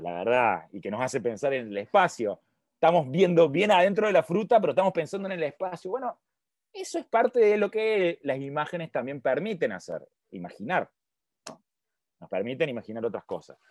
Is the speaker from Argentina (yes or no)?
yes; Argentina; yo soy de Argentina